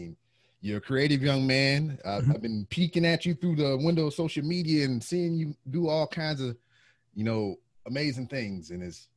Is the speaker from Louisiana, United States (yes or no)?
yes; Louisiana, United States; moved away as an adult; now in Houston, United States; I'm not natively from here as well. I'm from Louisiana.